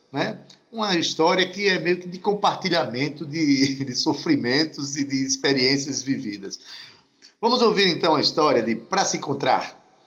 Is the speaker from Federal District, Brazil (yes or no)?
no; Itabaiana, Paraíba, Brazil; now in João Pessoa, Brazil; Quando eu vim de Itabaiana morar em João Pessoa